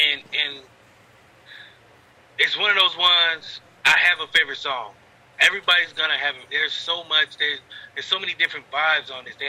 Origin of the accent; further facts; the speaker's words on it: Akron, Ohio, United States; I grew up in Akron